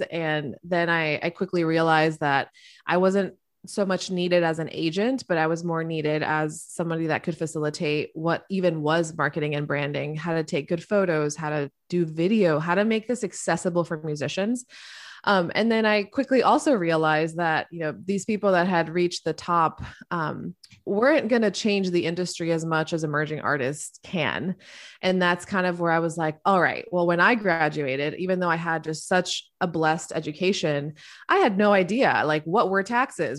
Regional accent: Miami, Florida, United States; I grew up in Miami, Florida

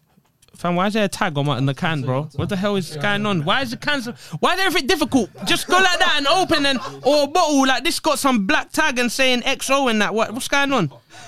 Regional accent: Eritrea; Eritrea. Country.

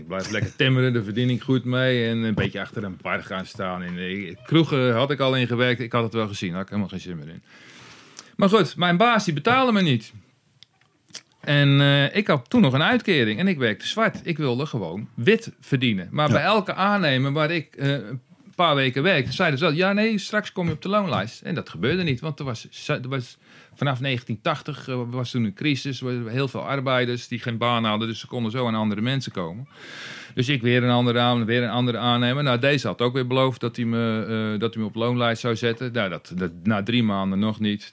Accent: near Dordrecht, South Holland, Netherlands; in de buurt van Dordrecht opgegroeid

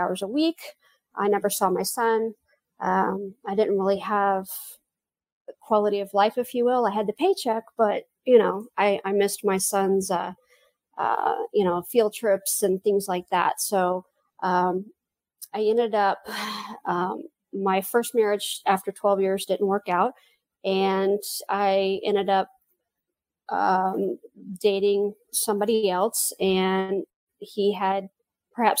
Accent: Central Florida, United States; also born or lived in Houston / California / Kwajalein, Marshall Islands / Dallas; I did most of my growing up in Central Florida.

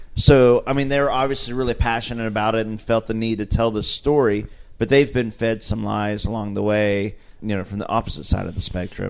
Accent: Oklahoma, United States; We're all from Oklahoma.

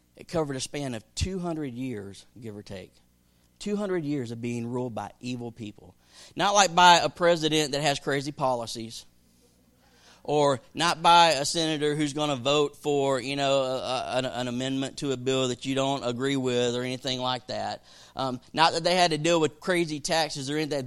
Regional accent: the South, United States; growing up in the South

